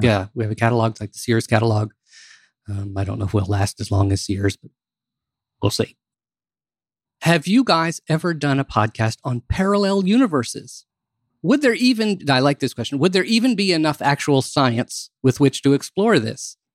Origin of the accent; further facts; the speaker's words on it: Maryland, United States; I grew up in Maryland